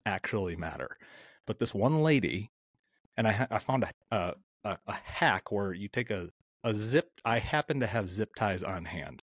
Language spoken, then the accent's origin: English; outside of the Twin Cities in Minnesota, United States; I am smack dab in the heart of the Midwest, uh, outside of the Twin Cities in Minnesota